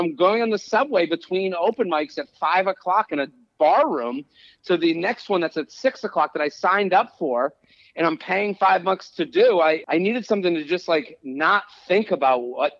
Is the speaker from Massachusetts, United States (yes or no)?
yes; Needham, Massachusetts, United States; moved away as an adult; also born or lived in Pennsylvania; now in New York City, United States; So I grew up outside of Boston.